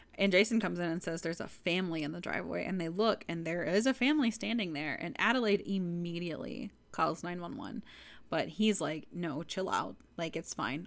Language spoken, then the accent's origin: English; Texas, United States; I'm from Texas